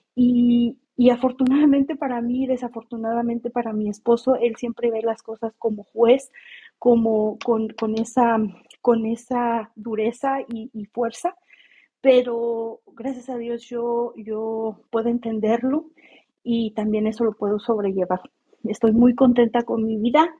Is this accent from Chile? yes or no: no; Mexico; now in California, United States; yo soy mexicana